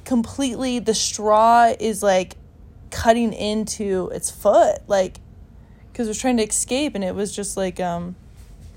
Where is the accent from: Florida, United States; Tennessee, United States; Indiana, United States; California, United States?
California, United States; Southern; moved away; I'm from Southern California